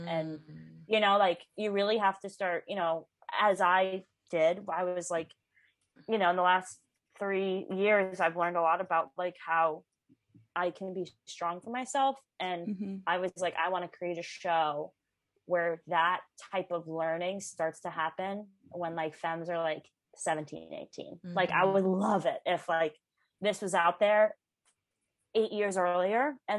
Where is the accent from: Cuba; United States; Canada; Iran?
United States; Midwest; Like, you know, like, I come from the Midwest where getting a tattoo was a big deal.